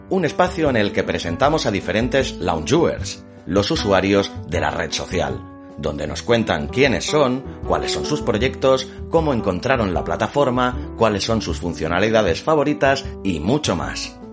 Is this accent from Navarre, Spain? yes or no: no; Valencian Community, Spain; moved away as an adult; now in Bologna, Italy; Pues tengo 37 años, soy valenciano, pero vivo desde hace más o menos 10 años en Bolonia, en Italia.